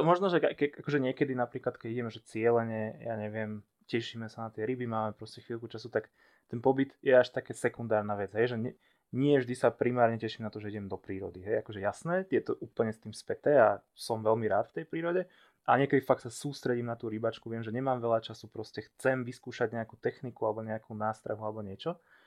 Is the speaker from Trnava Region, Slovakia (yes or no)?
no; Levice, Nitra Region, Slovakia; môj ocino bol celý život rybár a párkrát som s ním bol na hrone, ja som zase od Levic